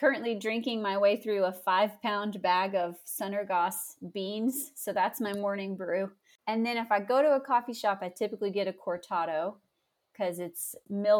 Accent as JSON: {"language": "English", "town": "Somerset", "region": "Kentucky", "country": "United States", "tie": "born or raised there", "lives_now": "Lexington, United States", "said": "my hometown of Somerset"}